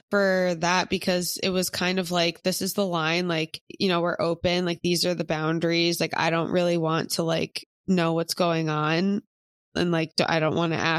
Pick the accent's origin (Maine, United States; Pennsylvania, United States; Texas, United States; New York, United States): Pennsylvania, United States; Philadelphia; But I don't really know anyone from my hometown in Philly that's in one